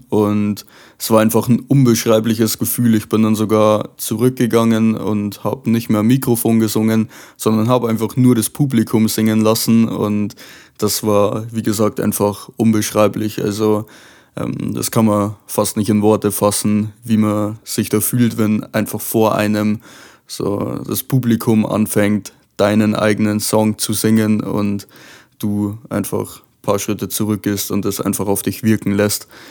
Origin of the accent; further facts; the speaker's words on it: Lower Bavaria, Germany; aus Niederbayern